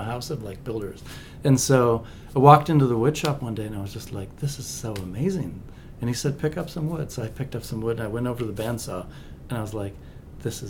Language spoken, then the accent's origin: English; Lake Elmo, Minnesota, United States; born or raised there; also born or lived in East St. Paul, Minnesota